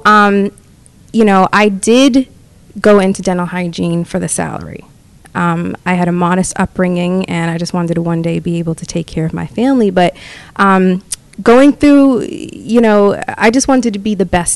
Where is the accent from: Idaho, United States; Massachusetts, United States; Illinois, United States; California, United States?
Massachusetts, United States; Boston; I graduated from a vocational school in Wakefield, Massachusetts. I'm from the Boston area.